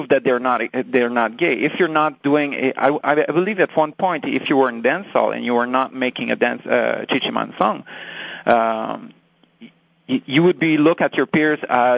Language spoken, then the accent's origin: English; France; English is a second language; I'm French. English is my second language